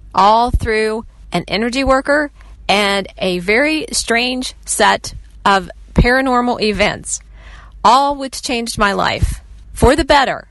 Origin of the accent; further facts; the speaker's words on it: West Virginia, United States; I am from West Virginia